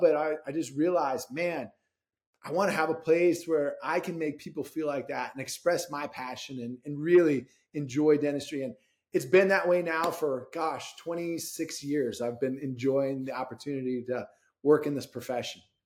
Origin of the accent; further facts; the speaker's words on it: Rochester, Minnesota, United States; I grew up in Rochester, Minnesota